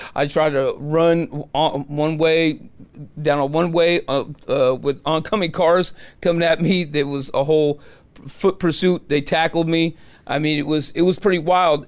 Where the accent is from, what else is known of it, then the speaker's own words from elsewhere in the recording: San Francisco, California, United States; I'm from San Francisco. I was born and raised there.